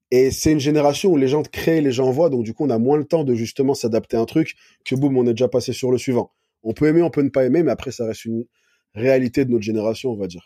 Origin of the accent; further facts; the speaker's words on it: Valence, Auvergne-Rhône-Alpes, France; also born or lived in Paris / Montpellier / United States / Lyon; Alors, de base, je suis de Paris, mais après, j'ai grandi dans le sud, donc vers Valence. ce qui est côté Grenoble, Lyon, enfin, ce secteur-là. Puis après, j'étais à Montpellier, je suis remonté à Paris, j'ai vécu aux États-Unis, à Lyon.